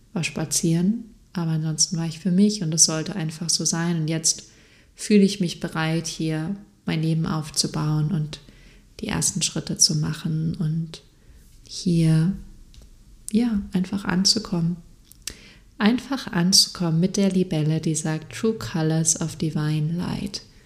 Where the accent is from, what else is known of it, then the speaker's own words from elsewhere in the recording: Freiburg, Baden-Württemberg, Germany; moved away as an adult; now in Munich, Germany; Freiburg ist eine sehr, sehr schöne Stadt. Ich liebe die auch sehr und es wird immer mein, meine Heimat sein.